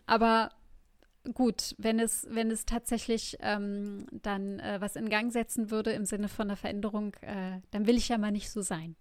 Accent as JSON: {"language": "German", "country": "Germany", "said": "hier als Deutsche"}